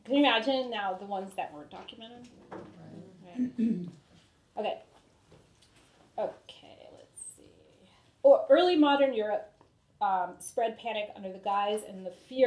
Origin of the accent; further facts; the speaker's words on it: New England, United States; moved away as an adult; also born or lived in Rhode Island; now in California, United States; it's pretty intense growing up in New England